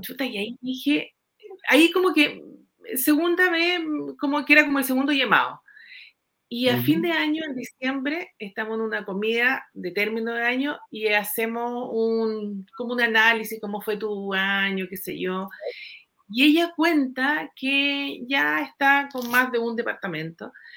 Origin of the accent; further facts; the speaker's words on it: Puerto Varas, Los Lagos, Chile; soy de Puerto Varas